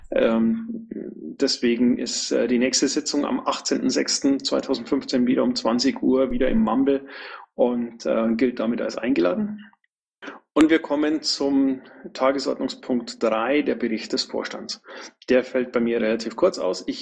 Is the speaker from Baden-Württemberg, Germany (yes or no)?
no; Bavaria, Germany; Höre ich da leise Kritik gegen meine Heimat?